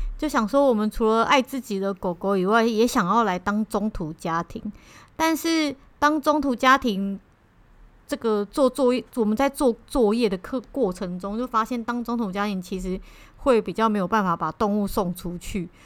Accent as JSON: {"language": "Chinese", "region": "Taipei", "country": "Taiwan", "said": "我们是台北人嘛"}